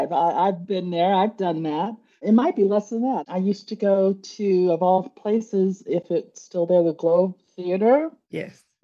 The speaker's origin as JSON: {"language": "English", "region": "Midwest", "country": "United States", "also_born_or_lived": "Chicago / New York / Washington, D.C.", "lives_now": "Savannah, United States", "said": "I was originally from the Midwest, spent many years in Chicago, lived in New York, lived okay. in Washington, D.C., and now I'm in the warmth and luxurious Savannah, Georgia."}